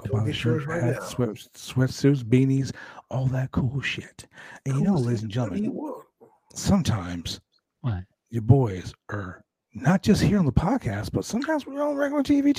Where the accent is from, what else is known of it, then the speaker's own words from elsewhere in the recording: Calgary, Alberta, Canada; I'm Canadian myself, brother, from Calgary, Alberta, baby, all day.